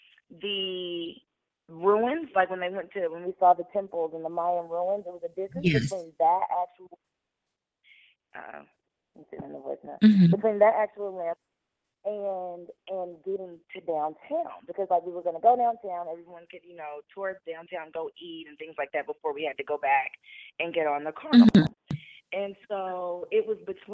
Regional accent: United States; I'm from the United States.

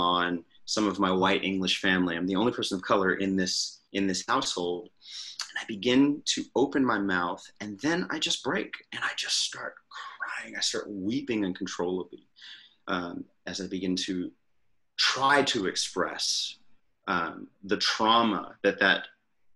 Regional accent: United States; I'm the American in the group

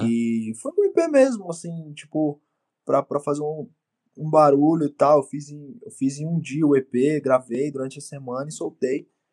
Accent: Osasco, São Paulo, Brazil; also born or lived in Bauru, São Paulo; Eu sou original de Osasco. Nasci em Osasco, morei uma parte da minha vida também no interior de São Paulo, numa cidade chamada Bauru

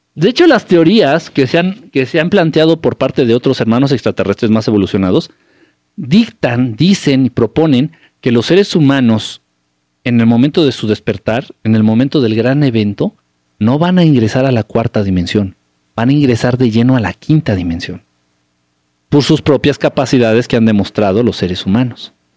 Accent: Mexico; also born or lived in Mexico City; now in United States; soy de México

